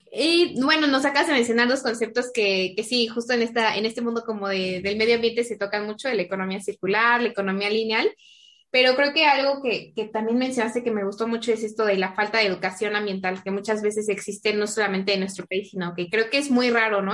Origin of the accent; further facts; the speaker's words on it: Pachuca, Hidalgo, Mexico; soy de Pachuca